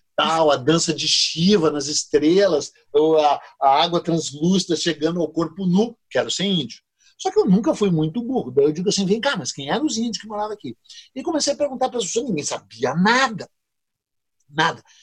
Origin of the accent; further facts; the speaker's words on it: Brazil; Quem somos nós brasileiros?